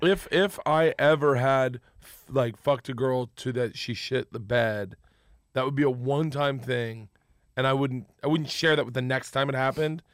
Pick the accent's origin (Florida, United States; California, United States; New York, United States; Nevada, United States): Florida, United States; I grew up in Florida and we're in Florida